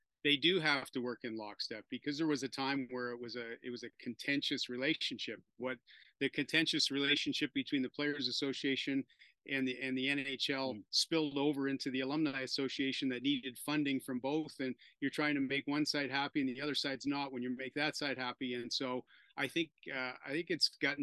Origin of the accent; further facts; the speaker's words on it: Toronto, Ontario, Canada; playing for my hometown Toronto Maple Leafs